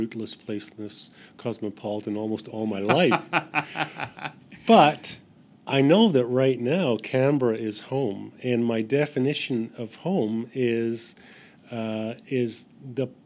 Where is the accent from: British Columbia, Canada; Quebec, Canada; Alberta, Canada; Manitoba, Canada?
British Columbia, Canada; Vancouver Island; now in Australia; my friends that I grew up with on Vancouver Island